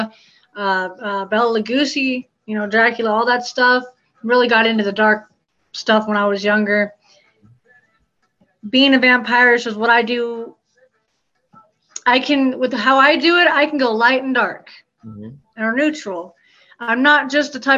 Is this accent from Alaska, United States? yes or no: yes; Alaska, United States; moved away; I grew up in Alaska my whole life